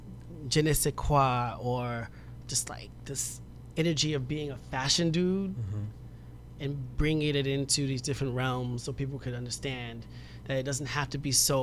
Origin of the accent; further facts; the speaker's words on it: New York City, New York, United States; I'm from Soundview